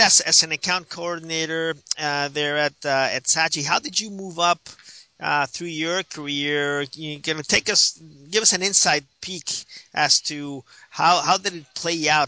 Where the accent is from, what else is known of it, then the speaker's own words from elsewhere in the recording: Mexico; now in United States; a bicultural Latino myself from uh, from Mexico